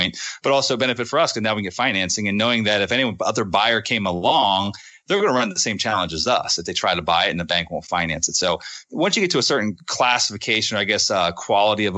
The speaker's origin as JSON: {"language": "English", "region": "Northeast", "country": "United States", "said": "I'm from the Northeast. And I'm a Yankee in their eyes."}